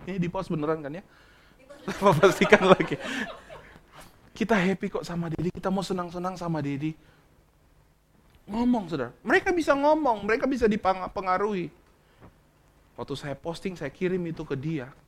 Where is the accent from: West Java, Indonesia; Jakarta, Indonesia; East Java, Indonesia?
West Java, Indonesia; Bandung; Saya kan dari Bandung, lama di kami lama di Bandung, kami pelayanan cukup lama di Bandung.